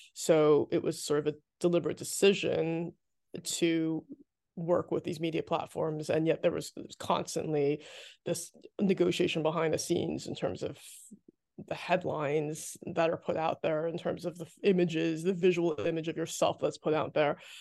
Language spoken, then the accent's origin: English; New Jersey, United States; I grew up in New Jersey